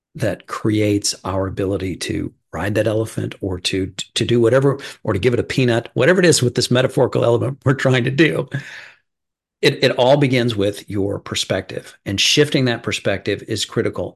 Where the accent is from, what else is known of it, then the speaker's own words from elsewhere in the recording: Midwest, United States; I'm from the Midwest